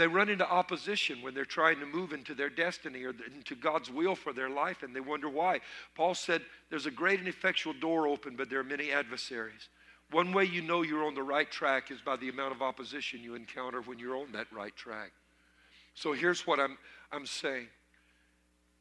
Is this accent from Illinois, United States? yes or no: no; Louisiana, United States; I was raised in Louisiana. My mother's people, all Cajun French.